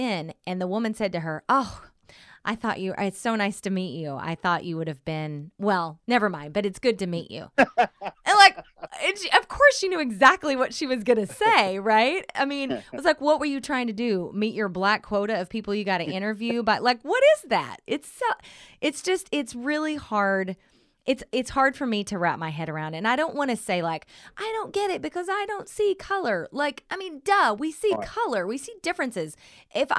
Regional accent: Southern Oklahoma, United States; now in Bay Area, United States; I grew up in a very whitewashed town in Southern Oklahoma

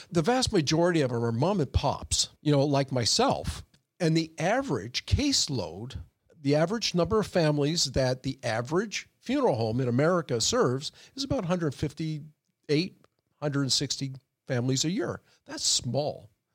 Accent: Oshawa, Ontario, Canada; now in Sacramento, United States; I was born in Oshawa, Ontario, Canada

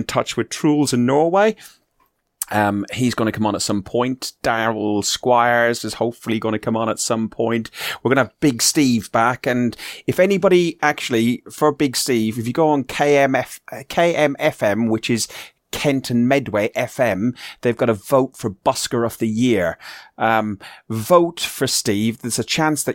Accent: Ireland; I'm Irish

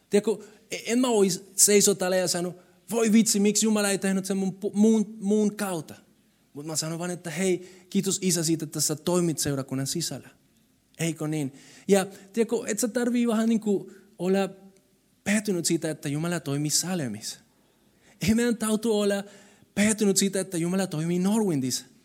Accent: Colombia; Finnish is a second language; now in Finland; Siis mä tulin Kolumbiasta, kaikki oli kiva siellä ja täällä oli keskellä talvea. Kylmä, ihan sairaan kylmä, pimeä. Mutta tiedätkö mitä? Mä tulin suhelle ja sinä päivänä ihmiset palvelisivat muut ne rakasti minua. Vaikka mä olin semmoinen, semmoinen latino.

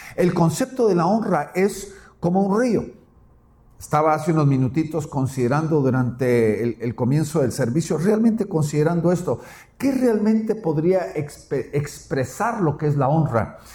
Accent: Guatemala; mi tierra Guatemala

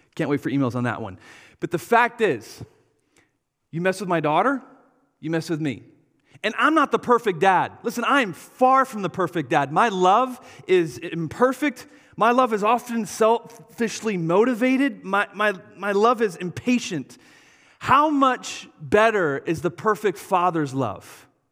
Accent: Wisconsin, United States; we're from Wisconsin.

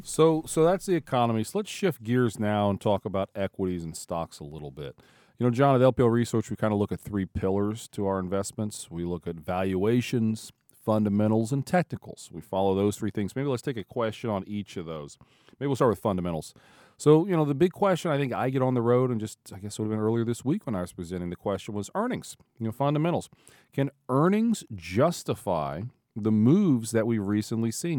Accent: Ohio, United States; growing up in Ohio, like I did most of my life.

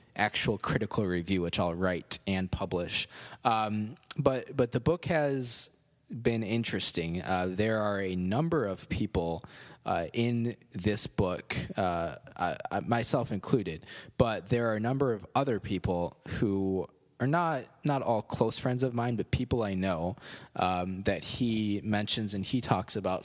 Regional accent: Cherry Valley, United States; a Methodist church in Cherry Valley, my hometown

